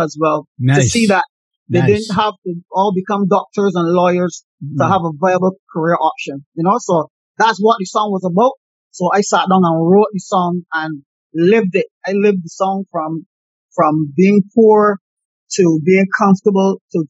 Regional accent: Barbados; myself growing up in the Bayland

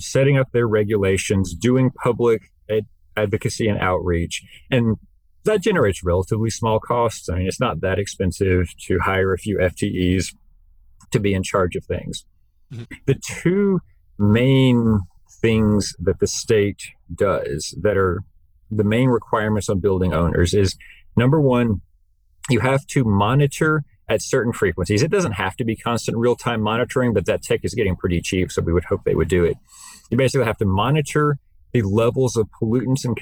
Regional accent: North Carolina, United States; I come from North Carolina

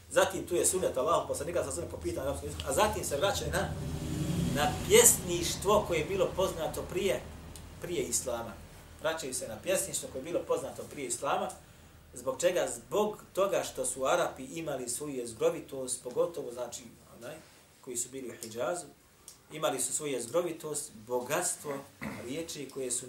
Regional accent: Bosnia & Herzegovina; Kod nas u Bosni imate samo nekoliko kura hafiz.

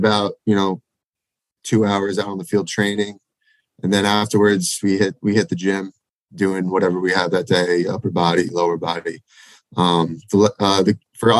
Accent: Massapequa, New York, United States; My hometown. Oh, yeah. So it's actually called Massapequa

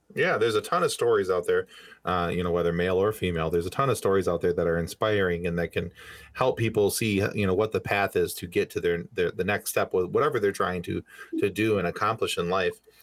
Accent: Michigan, United States; we're from Michigan

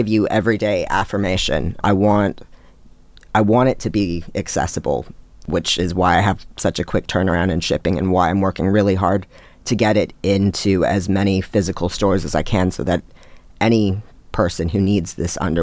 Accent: Seattle, Washington, United States; now in Brisbane, Australia; I'm originally from Seattle in the U.S.

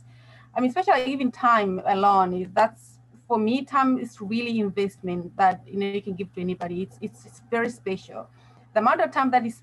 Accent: Malawi; also born or lived in Bristol, England; now in South Africa; I'm originally from Malawi, but I'm living here in South Africa. I've been here for about now, it's about 16 years.

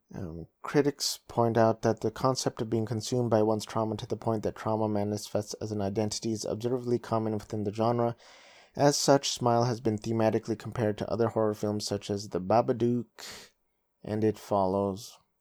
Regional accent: United States; I was born and raised in in the United States of America, but my parents are full Filipino

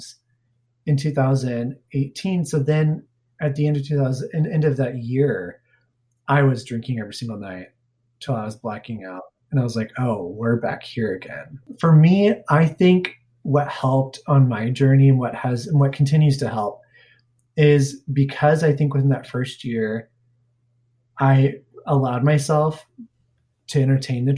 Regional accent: Springfield, United States; moved away as an adult; my hometown of Springfield

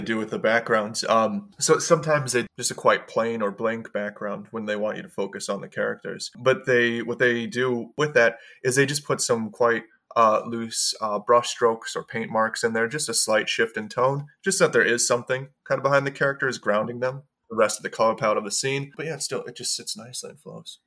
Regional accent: Milwaukee, Wisconsin, United States; also born or lived in Los Angeles; now in United Kingdom; I grew up in Milwaukee, which is the, the most segregated city in the States

